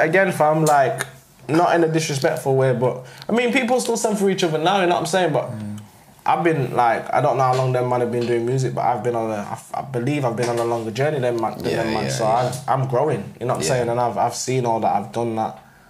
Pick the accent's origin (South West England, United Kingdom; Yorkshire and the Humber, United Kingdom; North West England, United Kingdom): Yorkshire and the Humber, United Kingdom; Sheffield; growing up in Sheffield's not massive, you get me?